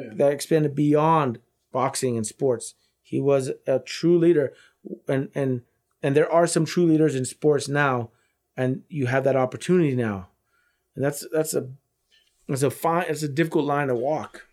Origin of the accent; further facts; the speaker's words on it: United States; as an American